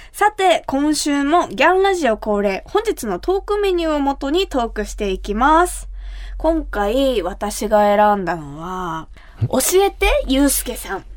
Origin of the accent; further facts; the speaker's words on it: Kumamoto, Japan; 私が生まれ育った熊本